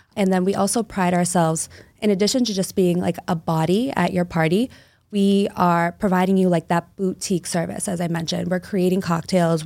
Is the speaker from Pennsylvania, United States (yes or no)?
no; Somerville, Massachusetts, United States; now in Revere, United States; I grew up in Somerville, Mass, so right outside the city.